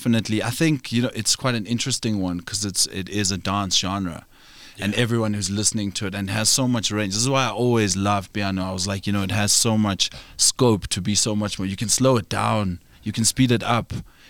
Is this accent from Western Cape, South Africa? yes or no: no; Johannesburg, Gauteng, South Africa; also born or lived in Florida, Roodepoort / Panorama; So I grew up in Florida.